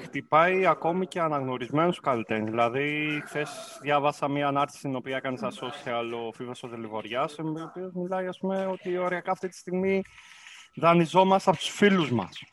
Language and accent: Greek; Kavala, Eastern Macedonia and Thrace, Greece; moved away as an adult; also born or lived in Corfu; Εγώ γεννήθηκα στην Καβάλα, στην πόλη της Καβάλα